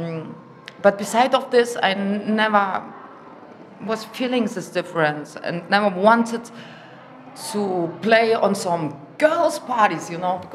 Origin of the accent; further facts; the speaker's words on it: Germany; moved away; also born or lived in Russia; because I grew up in Germany and my German is perfect.